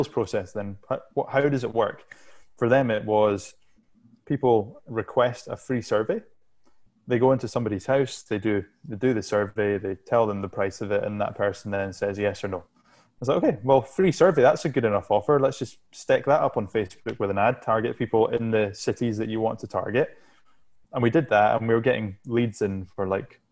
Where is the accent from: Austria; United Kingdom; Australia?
United Kingdom; Shetland Islands, Scotland; I'm from the Shetland Islands, which is go to Scotland and then go as far north as you possibly can in Scotland